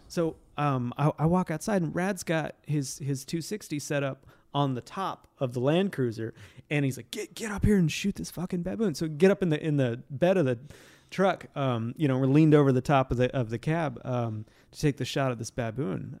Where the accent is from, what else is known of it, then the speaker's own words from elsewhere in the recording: Montana, United States; I'm from Montana